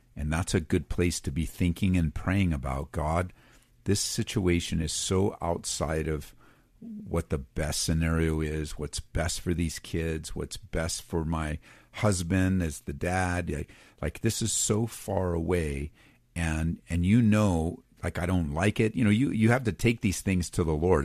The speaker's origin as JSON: {"language": "English", "region": "Southern California", "country": "United States", "tie": "born or raised there", "also_born_or_lived": "middle of the United States", "moved": "yes", "said": "I grew up on the West Coast, Southern California"}